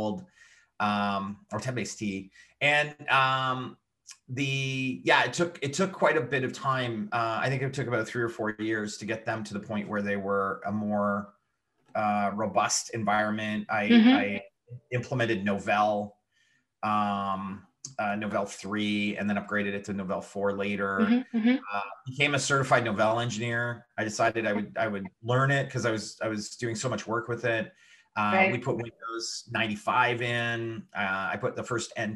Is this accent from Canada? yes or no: yes; Quebec, Canada; also born or lived in Montreal / Ontario; I'm Canadian. I'm originally from Quebec, but I've lived in both Quebec and Ontario for my whole life.